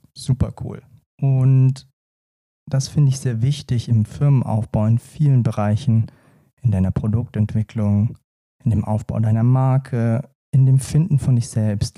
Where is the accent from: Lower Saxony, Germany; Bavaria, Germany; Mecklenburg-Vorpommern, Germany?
Bavaria, Germany; Lower Franconia; man hört mir ja an und sieht mir an, gebürtiger Unterfranke.